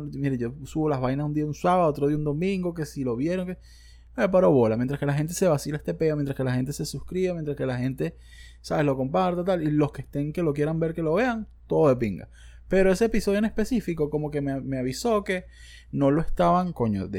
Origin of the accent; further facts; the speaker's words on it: Margarita Island, Nueva Esparta, Venezuela; yo soy un viejo margariteño bastante sencillo